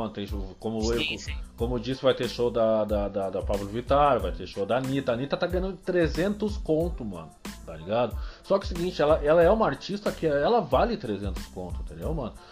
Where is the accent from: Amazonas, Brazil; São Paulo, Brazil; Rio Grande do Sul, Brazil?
Rio Grande do Sul, Brazil; Cidreira; onde eu me criei, assim, e é onde eu, eu, eu descobri as malandragens da, da, da, da, vida pública